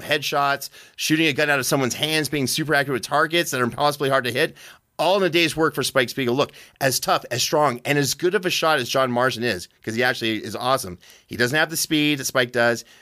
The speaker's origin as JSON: {"language": "English", "country": "Canada", "moved": "yes", "lives_now": "United States", "said": "I'm a Canadian immigrant to this great country"}